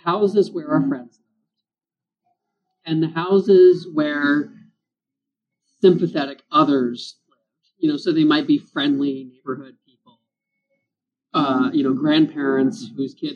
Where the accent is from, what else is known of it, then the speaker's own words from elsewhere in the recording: Memphis, Tennessee, United States; I grew up in Memphis, Tennessee, in an old post-World War II suburb.